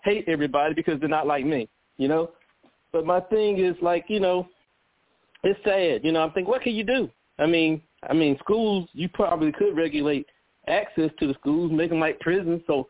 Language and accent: English; United States; a black person growing up in America